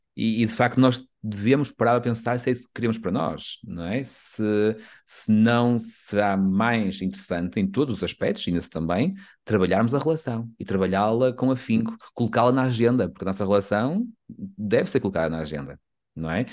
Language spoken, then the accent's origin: Portuguese; the North, Norte, Portugal; nós somos do Norte